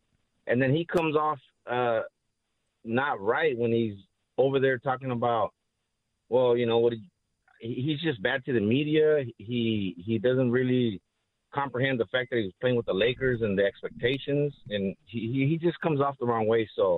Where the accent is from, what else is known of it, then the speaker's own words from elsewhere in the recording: Los Angeles, California, United States; Because I'm from the inner city. I'm from Los Angeles, right?